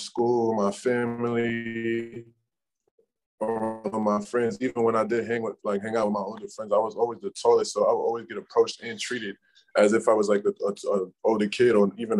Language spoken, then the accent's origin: English; New York City, New York, United States; growing up in New York